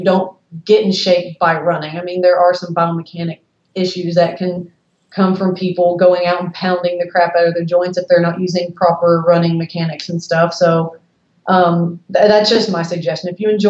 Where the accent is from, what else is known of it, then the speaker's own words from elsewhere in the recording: the South, United States; I'm from the South.